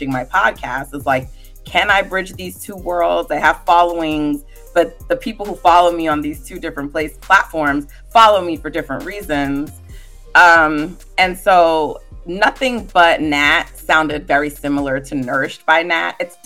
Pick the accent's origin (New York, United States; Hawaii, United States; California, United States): New York, United States; So I actually live on the East Coast. I'm from New York